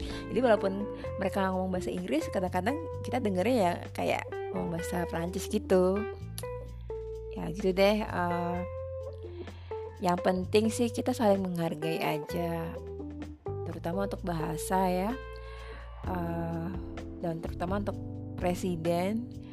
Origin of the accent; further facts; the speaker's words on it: Indonesia; saya Indonesia